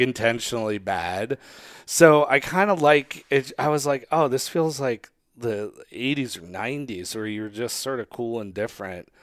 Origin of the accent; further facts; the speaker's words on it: Northeast, United States; moved away; growing up in the Northeast